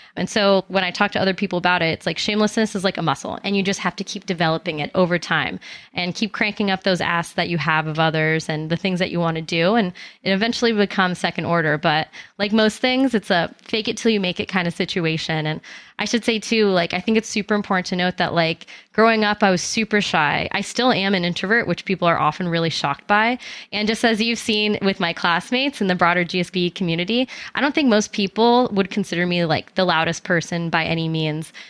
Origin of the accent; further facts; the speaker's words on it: Albany, New York, United States; I'm originally from Albany, New York